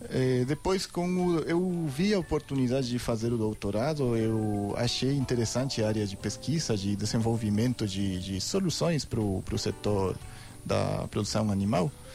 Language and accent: Portuguese; Ecuador; Portuguese is a second language; moved away as an adult; now in Brazil; Eu sou equatoriano.